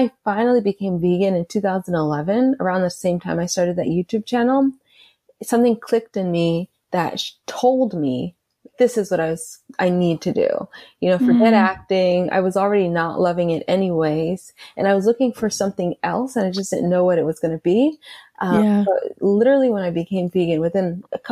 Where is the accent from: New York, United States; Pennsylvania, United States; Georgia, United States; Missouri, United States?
Georgia, United States; Atlanta; I grew up in Atlanta